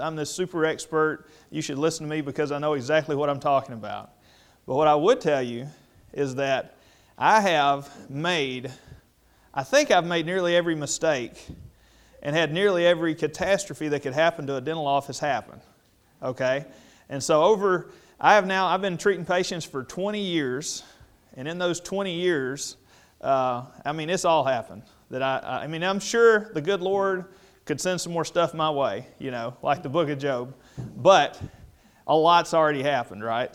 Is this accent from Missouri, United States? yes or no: no; Oklahoma, United States; I'm in my hometown